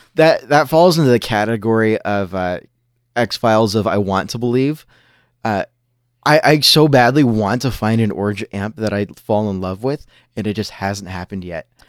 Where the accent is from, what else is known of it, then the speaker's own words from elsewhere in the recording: Southern California, United States; now in Washington, United States; I grew up in Southern California, and I grew up skating